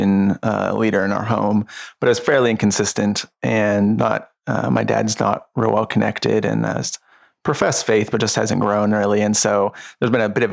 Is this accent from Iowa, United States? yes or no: no; Avella, Pennsylvania, United States; also born or lived in Washington, Pennsylvania; I grew up in Avella, PA until I was 13, which is a super small town outside of Washington, and then moved into Washington when I was 13